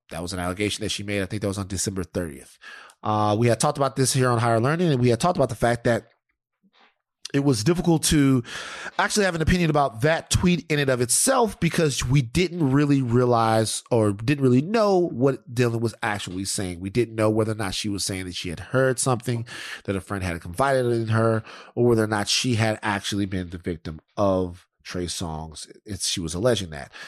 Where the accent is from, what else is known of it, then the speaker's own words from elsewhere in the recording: Louisiana, United States; moved away as an adult; now in Los Angeles, United States; where I'm from Louisiana